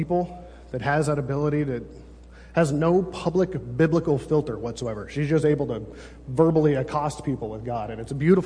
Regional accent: California, United States; I'm from California

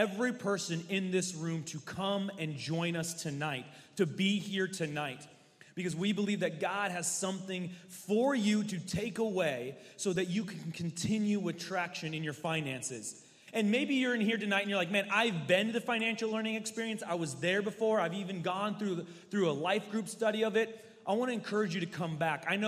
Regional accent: the Northwest, West Coast, Pacific Northwest, United States; I am from the Northwest, born and raised my whole life, West Coast.

